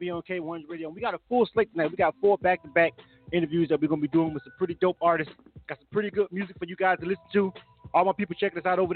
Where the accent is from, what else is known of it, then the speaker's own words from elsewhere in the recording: Panama City, Florida, United States; now in Atlanta, United States; I'm from Panama City, Florida, and I tell people that all the time, even though I've been in Atlanta over 25 years.